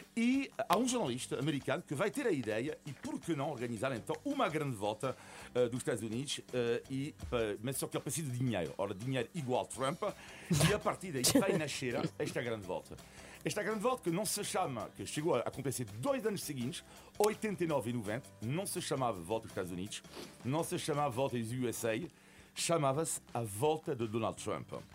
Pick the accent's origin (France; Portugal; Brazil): France; eu nasci em França de, de, de, de, origem italiana